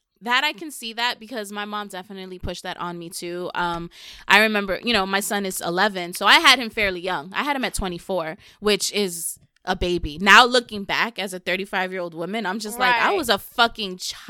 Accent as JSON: {"language": "English", "town": "New York City", "region": "New York", "country": "United States", "said": "I'm from the Bronx."}